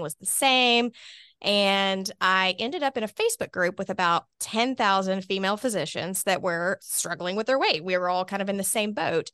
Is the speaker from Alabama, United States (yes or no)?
yes; Hoover, Alabama, United States; also born or lived in Mobile, Alabama; I was born here in Birmingham, specifically in Hoover. Um, went to Spain Park High School